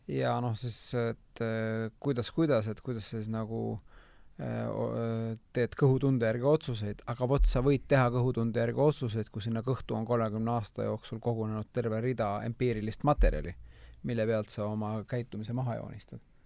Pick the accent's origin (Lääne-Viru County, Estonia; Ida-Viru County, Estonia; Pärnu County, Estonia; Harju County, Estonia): Harju County, Estonia; Tallinn; mina kasvasin Lasnamäel üles